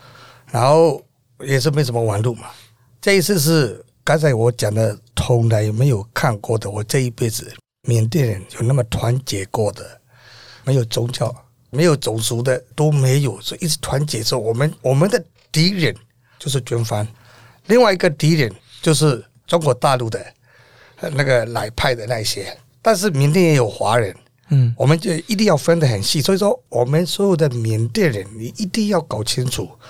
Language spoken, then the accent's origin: Chinese; Taiwan; 我也是台湾人